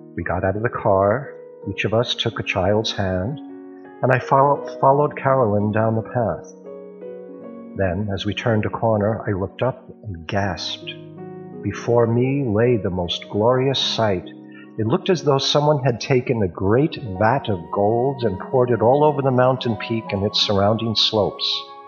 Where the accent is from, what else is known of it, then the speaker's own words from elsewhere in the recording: New York, United States; now in Hong Kong; Originally, I'm from New York, but my home now is Hong Kong.